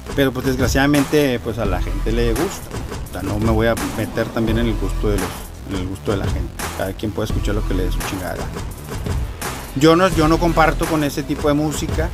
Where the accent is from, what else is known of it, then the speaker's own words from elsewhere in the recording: Mexico; now in United States; yo también soy mexicano